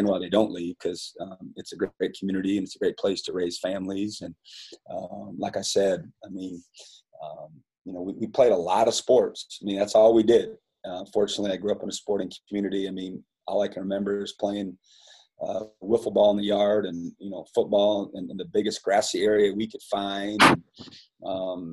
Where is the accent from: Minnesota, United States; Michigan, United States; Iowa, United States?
Iowa, United States; Fairbank; moved away as an adult; I loved growing up in Fairbank, Iowa, and being a part of the Wapsie Valley community